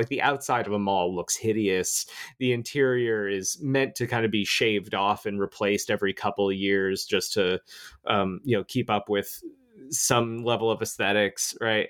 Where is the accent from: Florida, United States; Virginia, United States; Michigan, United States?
Florida, United States; I grew up in Florida. I used to live there.